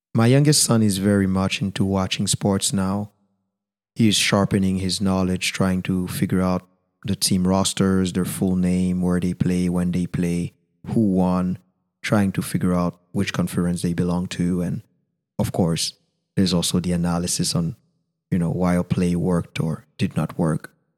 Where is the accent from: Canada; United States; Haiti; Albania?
Haiti; first language Haitian Creole; English is a second language; my mother tongue, Creole